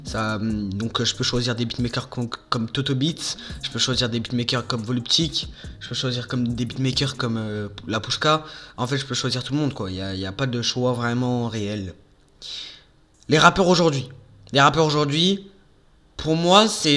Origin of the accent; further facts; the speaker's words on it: Marseille, Provence-Alpes-Côte d'Azur, France; moved away; also born or lived in Bourgoin-Jallieu; moi, je suis né à Marseille. J'habitais euh, pendant 12 ans à Marseille j'ai fait ma vie à Marseille